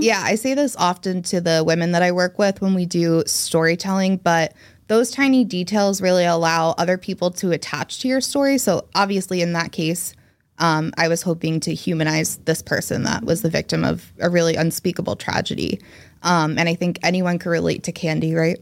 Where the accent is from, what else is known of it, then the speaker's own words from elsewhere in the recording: New Jersey, United States; moved away as an adult; also born or lived in Boston; I was born and raised in New Jersey, where I am now, though I did live in Boston for ten years